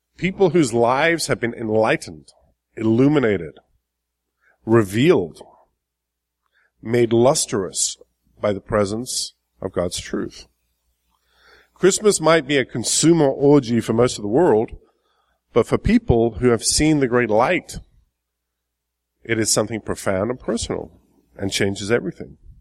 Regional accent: England, United Kingdom; moved away as an adult; now in United States; I've been in the States for 20 years. I'm originally from England.

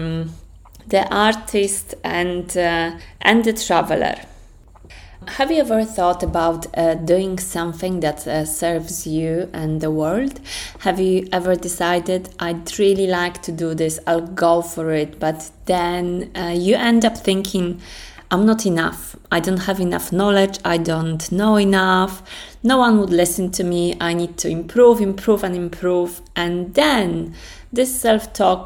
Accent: Poland; English is a second language; moved away as an adult; now in London, United Kingdom; I'm from Poland. I came to London when I was around 21 years old

